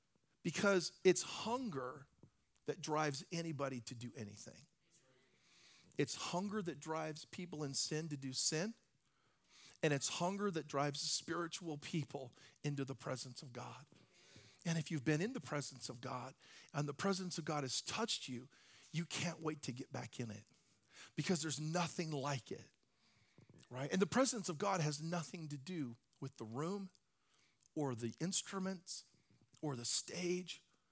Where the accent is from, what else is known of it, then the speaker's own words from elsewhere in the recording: Hawaii, United States; I come originally from Hawaii. I didn't really grow up there, but I've spent time there, and I love the water.